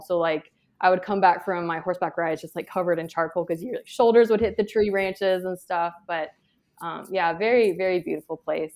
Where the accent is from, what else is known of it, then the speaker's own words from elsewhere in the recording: Georgia, United States; I'm from Georgia